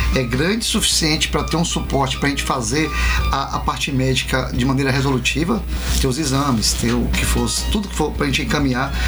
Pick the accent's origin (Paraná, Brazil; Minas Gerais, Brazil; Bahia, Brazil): Bahia, Brazil; Itabuna; eu cresci ali, quando não era assaltado é. ainda, jogava bola ali